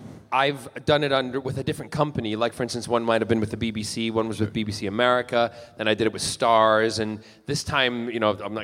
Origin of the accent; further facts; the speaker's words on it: Aurora, Illinois, United States; accent: American; moved away as an adult; also born or lived in Glasgow, Scotland; now in United Kingdom; I left Glasgow when I was 8, and then I was raised in the Midwest, south of Chicago, a place called Aurora and Joliet, Illinois, was where I grew up.